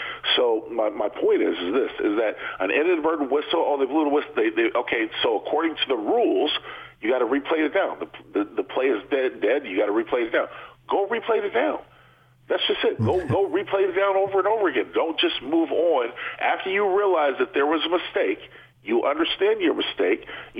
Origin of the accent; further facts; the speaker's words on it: San Diego, California, United States; I would say San Diego every time, because growing up in San Diego, I was always used to them being the Chargers, San Diego Chargers.